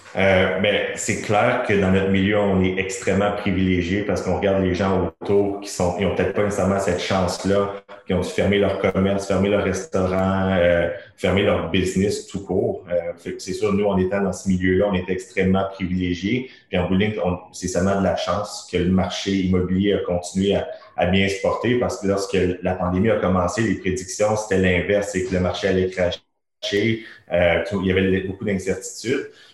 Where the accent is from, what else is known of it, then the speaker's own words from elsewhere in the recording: Terrebonne, Quebec, Canada; moi je suis originaire de Terrebonne.